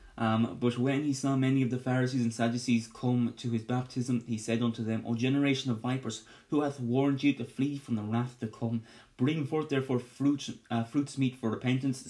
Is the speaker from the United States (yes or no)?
no; Ireland; me being Irish